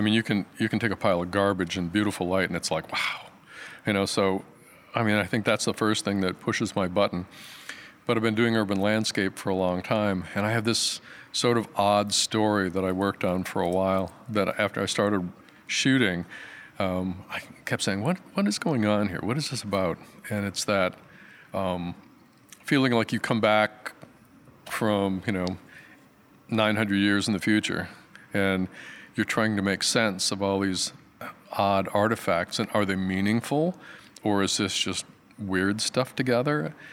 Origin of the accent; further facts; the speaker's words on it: Michigan, United States; moved away as an adult; now in Portland, United States; I'm from Michigan.